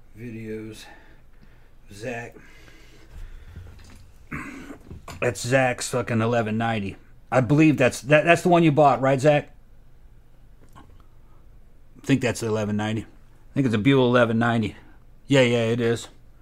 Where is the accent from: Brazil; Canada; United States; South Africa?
Brazil; Growing up in Brazil, it seeped into me.